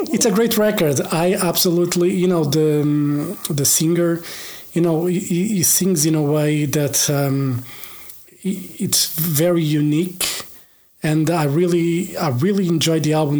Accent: Portugal; i'm from Portugal

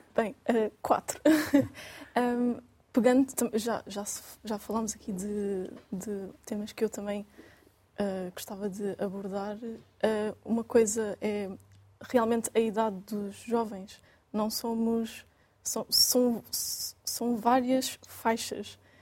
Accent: Quarteira, Faro, Portugal; moved away as an adult; now in Lisbon, Portugal; sou natural de quarteira no Algarve

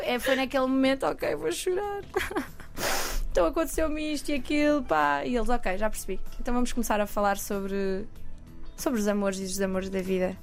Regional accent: Coimbra, Centro, Portugal; moved away as an adult; now in Lisbon, Portugal; eu sou de Coimbra, uhum. Uhum. vim para Lisboa há coisa de dois anos e meio

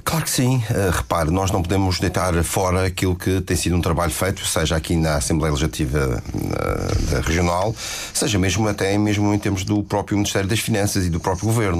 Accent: Madeira, Portugal; a minha terra

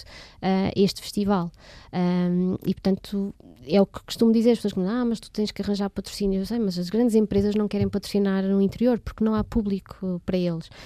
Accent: Portugal; como bons portugueses que nós somos

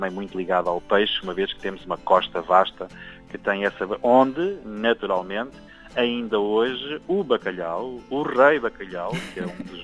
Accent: Tentúgal, Centro, Portugal; pastéis de Tentugal, que são da minha terra

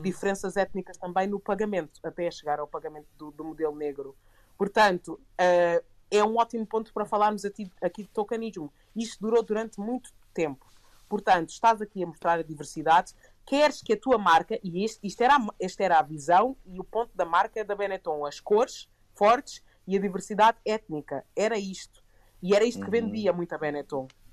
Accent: Portugal; crescendo em Portugal

